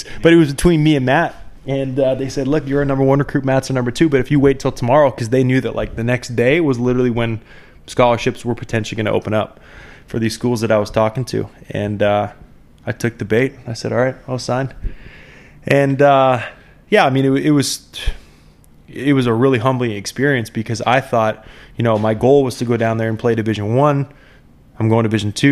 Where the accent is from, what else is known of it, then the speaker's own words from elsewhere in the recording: Canada; also born or lived in Minnesota; being a Canadian kid